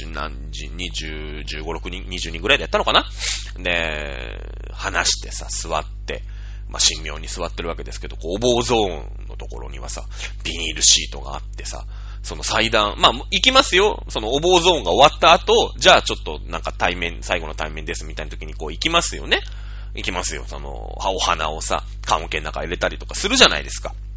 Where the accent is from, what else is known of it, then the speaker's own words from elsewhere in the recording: Shizuoka, Japan; moved away; 僕の実家が静岡